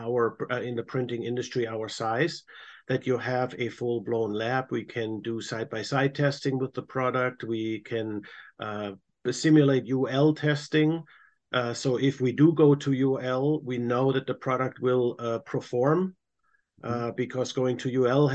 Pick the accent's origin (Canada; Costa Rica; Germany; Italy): Germany; moved away as an adult; now in United States; born and raised in Germany, came about 25 years ago to America through my wife, who is American